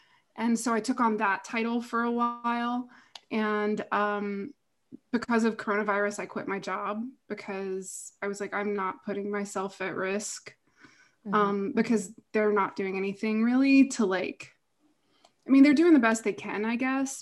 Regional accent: Lynchburg, Virginia, United States; I grew up in Lynchburg, Virginia, home of Jerry Falwell

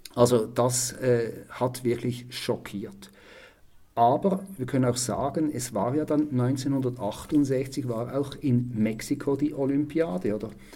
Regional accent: Switzerland; bei uns in der Schweiz

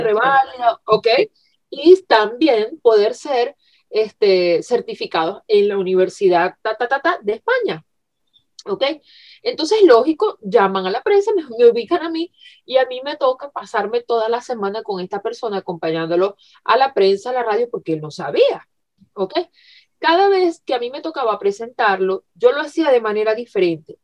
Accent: Venezuela; moved away; yo en Venezuela soy periodista de carrera, periodista egresada. Eh, bueno, en mi país llegué a hacer, a trabajar en radio

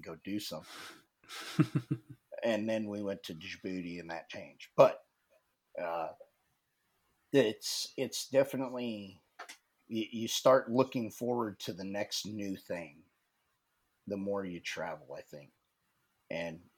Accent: Nebraska, United States; moved away as an adult; I grew up in Nebraska

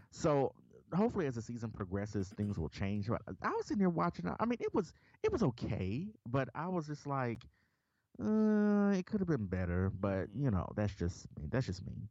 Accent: Memphis, Tennessee, United States; I'm, I'm from Memphis

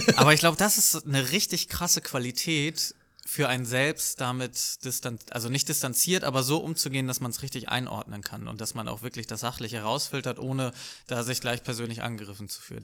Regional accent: Lübeck, Schleswig-Holstein, Germany; also born or lived in Hamburg; ich bin in Lübeck aufgewachsen

